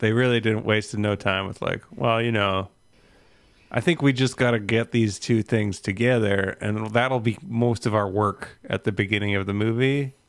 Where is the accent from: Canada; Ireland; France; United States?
Canada; Yes, another Canadian legal way to obtain it.